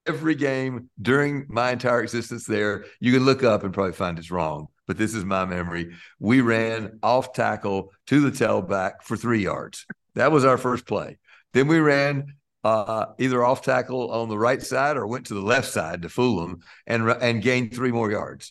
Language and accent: English; Lexington, North Carolina, United States; moved away as an adult; also born or lived in New York; where I grew up in Lexington, North Carolina